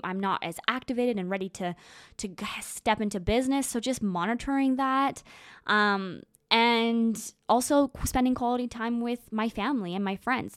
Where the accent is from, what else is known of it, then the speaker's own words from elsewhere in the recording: Moose Jaw, Saskatchewan, Canada; moved away; I spend a lot of time in a, in a small town called Moose Jaw, Saskatchewan